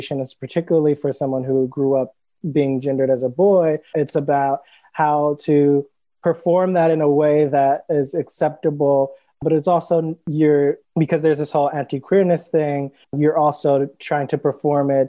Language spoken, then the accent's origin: English; Cleveland, Ohio, United States; now in Brooklyn, United States; I live in New York currently in Brooklyn, and I'm originally from Cleveland, Ohio